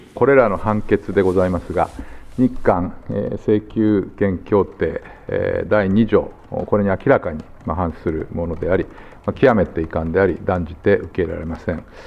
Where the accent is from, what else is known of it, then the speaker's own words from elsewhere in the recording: Toyama, Japan; 出身富山